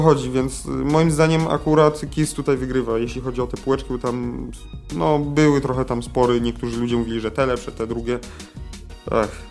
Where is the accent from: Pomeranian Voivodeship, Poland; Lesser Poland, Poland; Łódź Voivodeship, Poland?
Lesser Poland, Poland; my z Małopolski